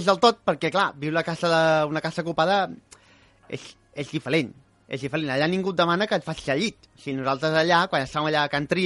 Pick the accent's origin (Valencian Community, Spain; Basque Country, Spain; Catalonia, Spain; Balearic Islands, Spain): Catalonia, Spain; Badalona; Hòstia, és estrany que soc de Badalona però no controlo